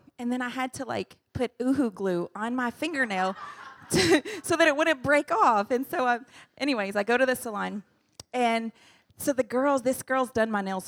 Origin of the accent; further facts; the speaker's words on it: United States; moved away as an adult; now in Indonesia; we're from the U.S., we're from the United States